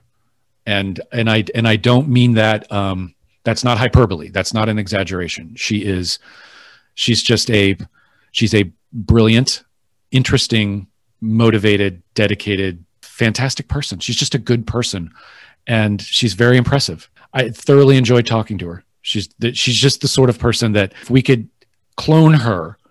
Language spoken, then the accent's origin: English; United States; as an American who loves history